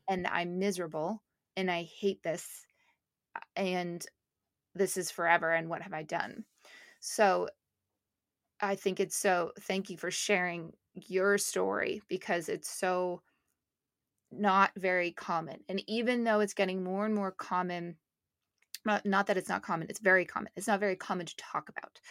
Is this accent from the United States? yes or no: no; Canada; moved away; my family's in Montreal, I'm from Canada